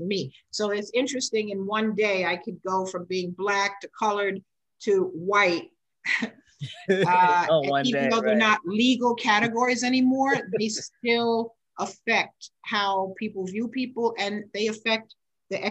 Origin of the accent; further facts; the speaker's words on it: United States; in the US, I'm considered a Black American, African American.